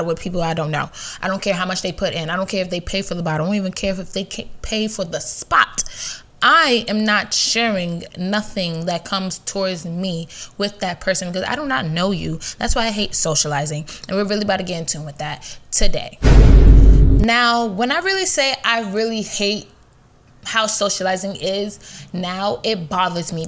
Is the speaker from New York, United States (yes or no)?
yes; New York, United States; I'm a New Yorker.